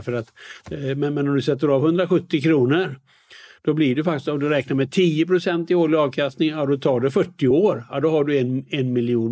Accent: Västergötland, Västra Götaland, Sweden; moved away as an adult; also born or lived in United States; när jag kommer från eh, Västergötland och då säger vi lite räcker, mycket går åt.

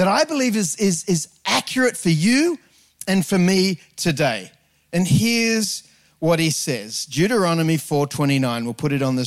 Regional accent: Sydney, New South Wales, Australia; I grew up on the North Shore of Sydney

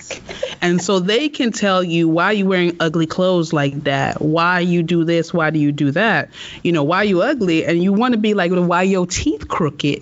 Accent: United States; I grew up in America

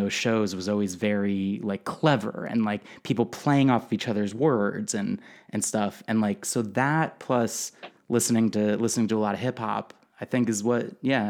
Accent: Guilford, Connecticut, United States; also born or lived in New Haven, Connecticut; I was born in New Haven, Connecticut. I mostly grew up in a really small town called Guilford

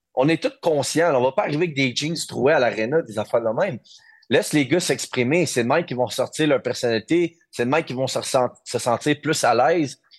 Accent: Quebec, Canada; on est des Québécois, on est fiers

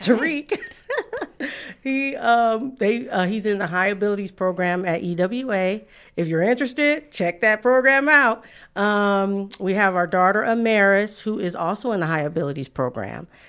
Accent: San Francisco, California, United States; moved away; I'm from San Francisco, California

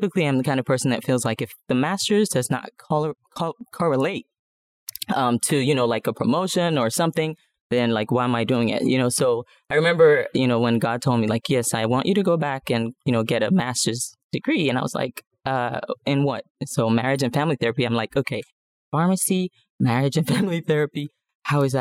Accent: Nigeria; moved away as an adult; now in The Woodlands, United States; I'm originally from Nigeria, moved here about, almost 20 years ago right now.

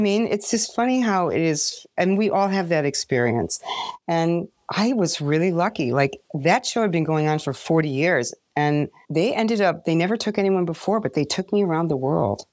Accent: Chicago, Illinois, United States; I am from Hyde Park in Chicago

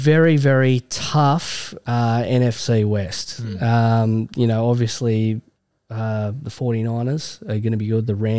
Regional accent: Australia; Obviously, Jordan Mulata's a bit of an interest for us as Aussie fans there.

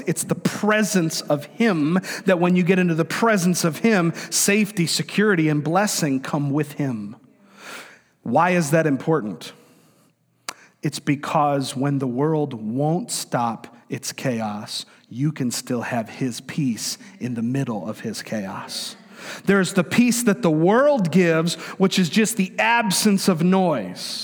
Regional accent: Florida, United States; I grew up in Florida

